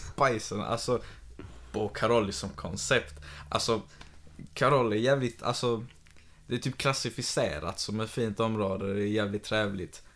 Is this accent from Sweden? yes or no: yes; Malmö, Skåne, Sweden; jag är själv uppväxt i Karoli fram till att jag var typ 20